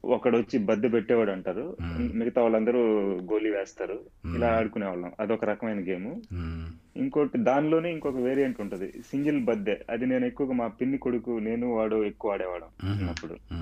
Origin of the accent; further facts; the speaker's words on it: Thirumalammapalem, Andhra Pradesh, India; moved away; మాది నెల్లూరు దగ్గర తిరుమలమ్మపాలెం